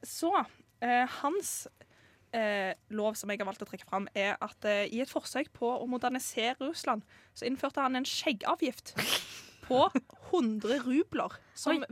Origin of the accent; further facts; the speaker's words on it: Stavanger, Rogaland, Norway; jeg kommer fra Stavanger. Midt i Stavanger.